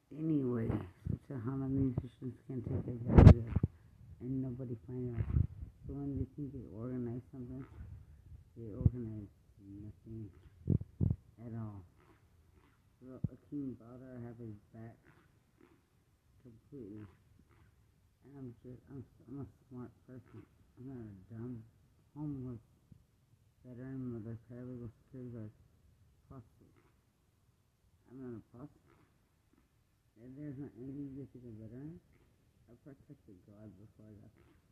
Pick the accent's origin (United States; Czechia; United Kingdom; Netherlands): United States; Texas; But I'm from West Texas. I'm represented different.